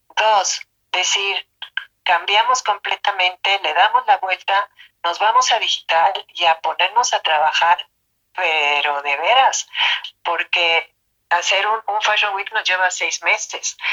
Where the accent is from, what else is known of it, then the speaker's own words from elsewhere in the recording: Mexico; Nosotros en México